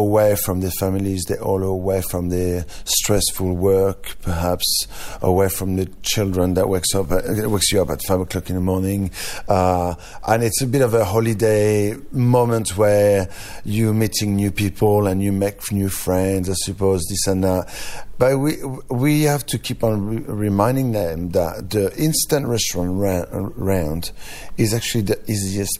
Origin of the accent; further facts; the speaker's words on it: France; accent: French; English is a second language; now in Australia; my French accent is getting stronger every year